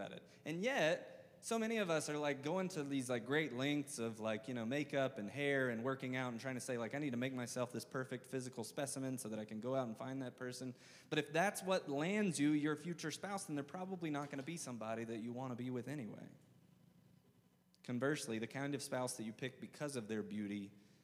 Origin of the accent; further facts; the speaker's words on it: the South, United States; I'm from the South. I say awe with like multiple syllables